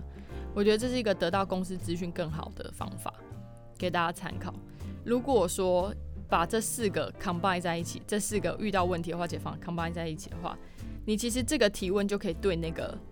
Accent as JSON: {"language": "Chinese", "region": "Keelung", "country": "Taiwan", "tie": "born or raised there", "said": "我希望可以回到我老家，就是基隆这边，在阳明海运服务。"}